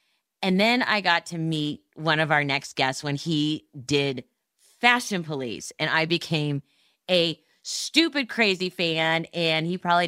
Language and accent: English; Montreal, Quebec, Canada; And I am from Montreal.